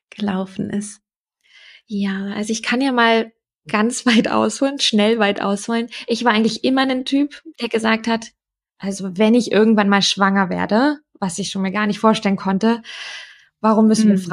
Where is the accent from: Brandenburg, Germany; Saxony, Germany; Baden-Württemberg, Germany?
Brandenburg, Germany; Ich komme aus der Nähe von Berlin ursprünglich.